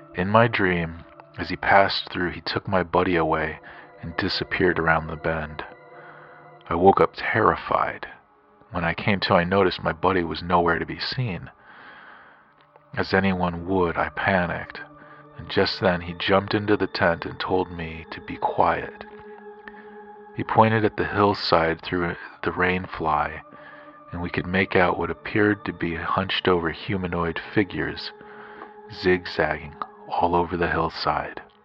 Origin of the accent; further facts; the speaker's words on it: Grand Junction, Colorado, United States; I'm from Grand Junction, Colorado